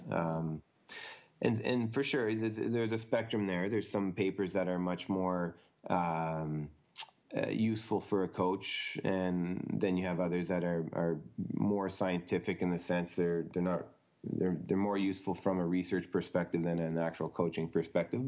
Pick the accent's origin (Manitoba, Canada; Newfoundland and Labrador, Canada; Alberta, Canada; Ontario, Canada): Ontario, Canada; Ottawa; moved away; growing up in Canada, I played hockey all year round pretty much